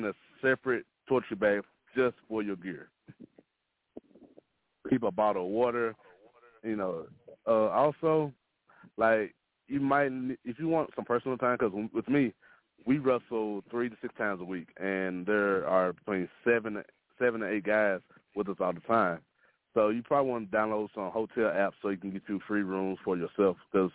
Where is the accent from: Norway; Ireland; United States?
United States; Mississippi; moved away as an adult; also born or lived in Dallas; now in Oklahoma, United States; Mississippi is my home state, and I truly love it. It made me who I am.